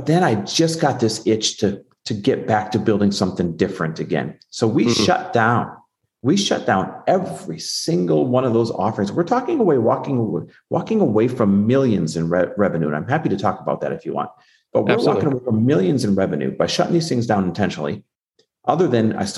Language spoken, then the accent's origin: English; Green Bay / Milwaukee, Wisconsin, United States; also born or lived in Newport, California; now in Arizona, United States; I'm just a Midwest kid, Midwest born and raised, like Green Bay, Wisconsin, Milwaukee, Wisconsin, that area